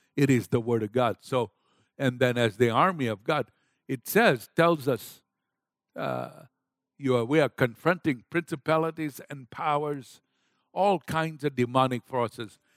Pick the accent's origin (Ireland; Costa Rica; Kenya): Kenya; moved away; I was raised up in Kenya, Africa